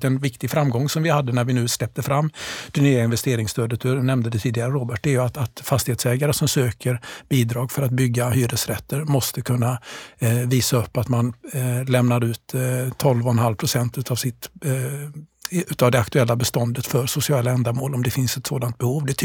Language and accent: Swedish; Gothenburg, Västra Götaland, Sweden; jag är delvis uppvuxen i Gårdsten